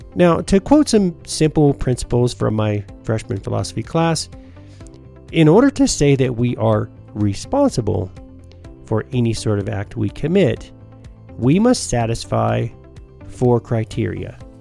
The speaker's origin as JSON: {"language": "English", "country": "United States", "tie": "born or raised there", "also_born_or_lived": "Rising Fawn, Georgia / Trenton, Georgia", "said": "when I was a kid growing up in Tennessee and Georgia"}